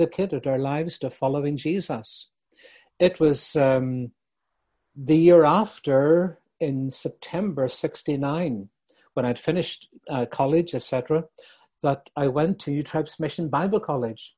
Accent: Bangor, Northern Ireland, United Kingdom; my hometown of Bangor, County Down

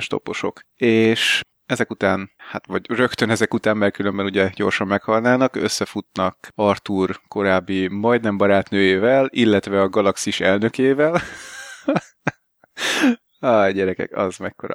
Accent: Hungary; De egyébként magyar vagyok, én is tudok sorban állni.

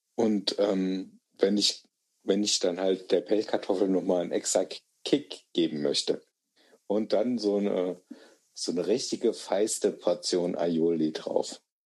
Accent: Germany; ich bin Deutscher

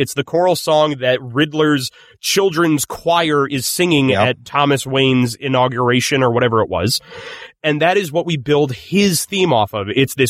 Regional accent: Ireland; It could be. I'm Irish. Why would I know how to pronounce an Italian name?

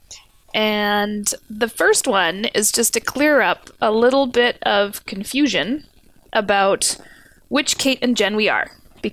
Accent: Canada; we're Canadian

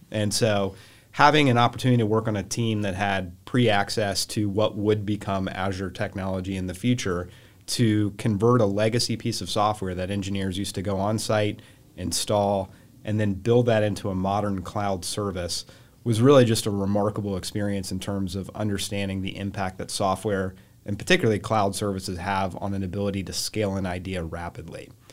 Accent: Charlotte, North Carolina, United States; So, um, I grew up here in Charlotte

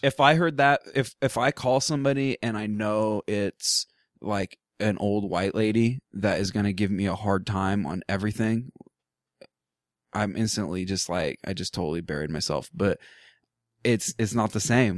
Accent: Portland, United States; I grew up in Portland

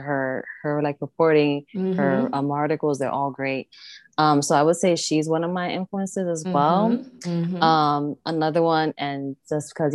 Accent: New York City, New York, United States; I'm from the Bronx

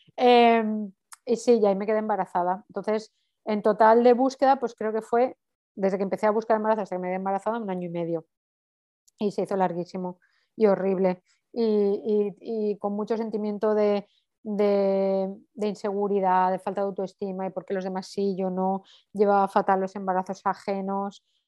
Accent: Valencia, Valencian Community, Spain; moved away as an adult; now in Barcelona, Spain; soy de Valencia, pero hace 14 años que vivo en Barcelona

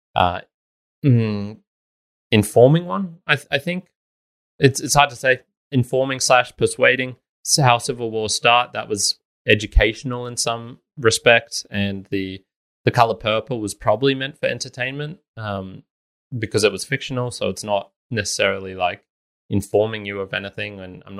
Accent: Australia; I'm not American. We never had those same level of inequalities or things like that here in Australia as they did.

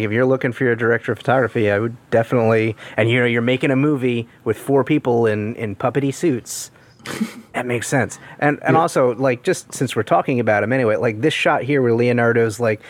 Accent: England, United Kingdom; I'm English.

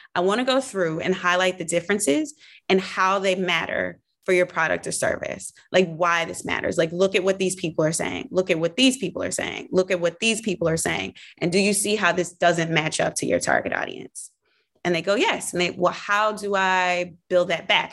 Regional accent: the South, United States; moved away; being a Southerner

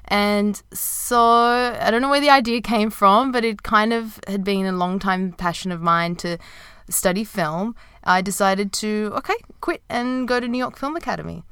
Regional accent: Sydney, New South Wales, Australia; moved away as an adult; also born or lived in Japan / Dubai; I started teaching in my hometown in Sydney

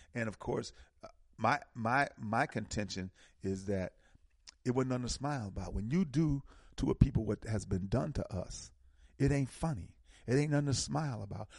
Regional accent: Milwaukee, Wisconsin, United States; moved away; I'm from Milwaukee

